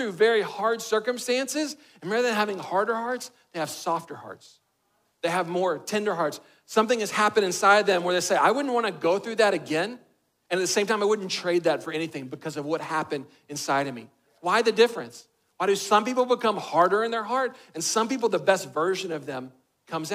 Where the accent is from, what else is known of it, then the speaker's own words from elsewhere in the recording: Texas, United States; I'm a boy from Texas